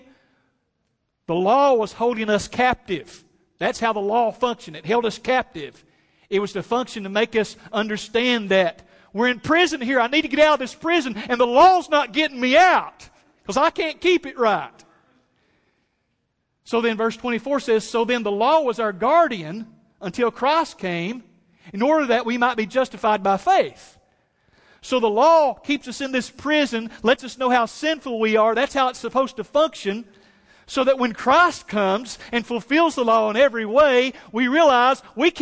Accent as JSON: {"language": "English", "region": "East Tennessee", "country": "United States", "tie": "born or raised there", "said": "My mom and dad, we grew up in East Tennessee"}